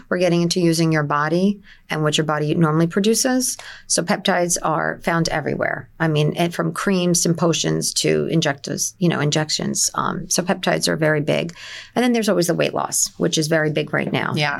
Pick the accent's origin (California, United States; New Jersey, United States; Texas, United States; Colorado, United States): New Jersey, United States; Nutley; moved away as an adult; also born or lived in Newark, New Jersey / Livingston, New Jersey; now in Middletown, United States; I'm originally from Essex County. I was born in Newark, as most people were, and I moved to Nutley as a child.